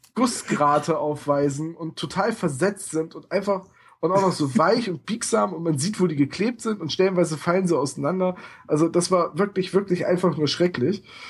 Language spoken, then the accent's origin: German; Bremen, Germany; in meiner Heimatstadt